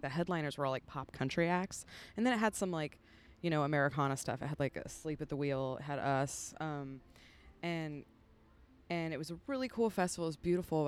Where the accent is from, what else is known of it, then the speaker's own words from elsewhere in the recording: San Francisco, California, United States; moved away as an adult; also born or lived in Humboldt County, California; now in Nashville, United States; I'm from the San Francisco Bay Area